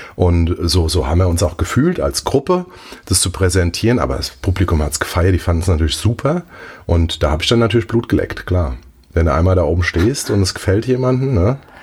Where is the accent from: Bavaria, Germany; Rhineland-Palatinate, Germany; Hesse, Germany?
Rhineland-Palatinate, Germany; Mainz; also born or lived in Zahlbach, Mainz; ich bin in Mombach groß geworden. Mombacher Bub.